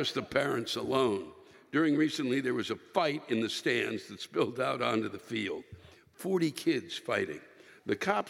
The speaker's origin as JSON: {"language": "English", "region": "Maryland", "country": "United States", "tie": "born or raised there", "said": "I was born and raised in Maryland"}